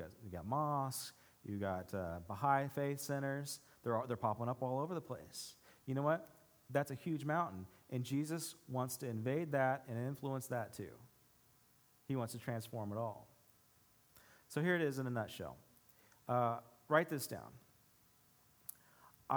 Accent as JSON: {"language": "English", "country": "United States", "said": "us as American Christians"}